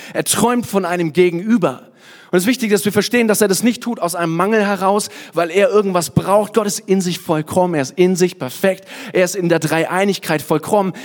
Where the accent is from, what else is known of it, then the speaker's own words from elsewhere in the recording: Kottensdorf, Bavaria, Germany; also born or lived in Nuremberg; Also eigentlich komme ich aus Kottensdorf, ein kleines Dorf. Aber ich sage, ich komme aus Nürnberg